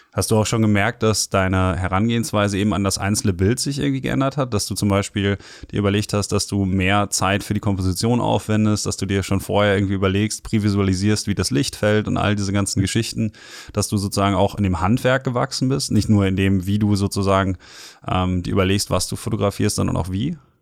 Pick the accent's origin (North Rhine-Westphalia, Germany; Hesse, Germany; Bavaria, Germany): North Rhine-Westphalia, Germany; Ruhr area; ich komme ja aus dem Ruhrgebiet